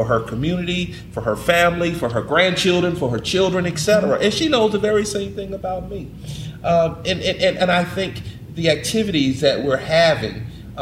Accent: New York, United States; now in Georgia, United States; I'm from New York. My parents are from South Carolina and New York, of course. So as an African American, I grew up clearly in New York

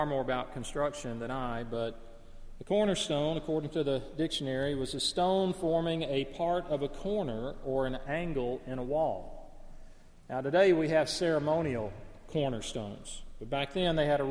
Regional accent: northeast Alabama, United States; the woods and the rugged hills and cliffs and caves, which were right out the back door of my family home in northeast Alabama

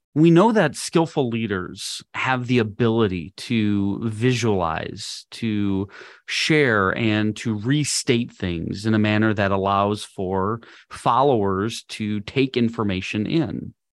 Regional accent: Minnesota, United States; moved away as an adult; also born or lived in Missouri / Wisconsin; now in Texas, United States; I was born and raised in Minnesota.

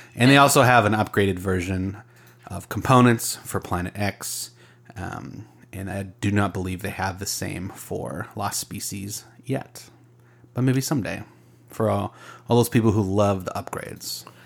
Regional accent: Arizona, United States; I grew up in Arizona.

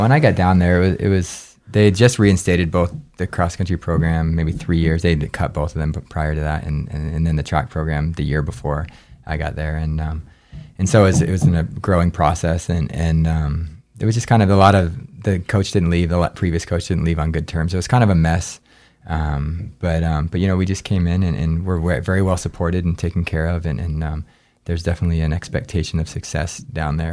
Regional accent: Anchorage, Alaska, United States; moved away as an adult; also born or lived in New Hampshire / Gunnison, Colorado; actually born in New Hampshire, but, um, but I moved to Alaska when I was too. So I grew up in Alaska

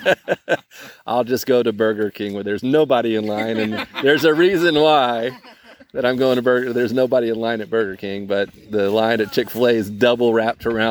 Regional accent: Fiji; now in United States; growing up in Fiji

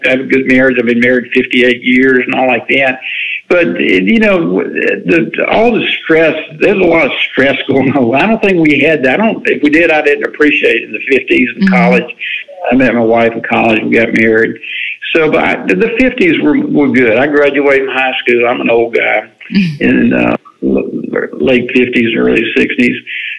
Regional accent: the South, United States; I grew up in the South. Anything that's fried, I like it

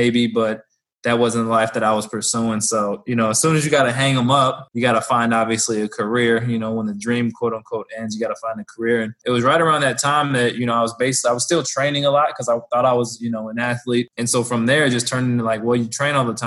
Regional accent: Bay Area, California, United States; moved away as an adult; also born or lived in Sacramento, California; now in Lawrence, Kansas, United States; I'm a California boy, born and raised in the Bay Area. Moved out to Lawrence, Kansas just about a year ago.

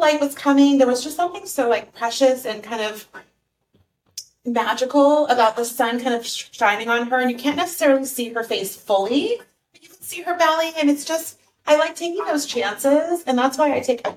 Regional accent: Los Angeles, California, United States; moved away as an adult; now in Huntington Beach, United States; I was in the Valley. I'm born and raised in Encino.

